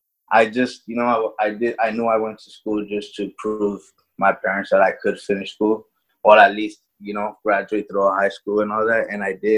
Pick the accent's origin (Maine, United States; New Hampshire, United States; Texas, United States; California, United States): California, United States; I'm from Amani, California. I'm 24 years old, and I'm a hairstylist.